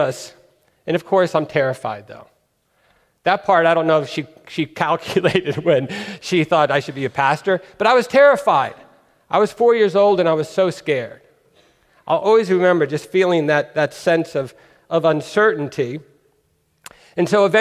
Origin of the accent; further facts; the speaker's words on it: California, United States; also born or lived in New York; When I was 4 years old, we moved from New York to California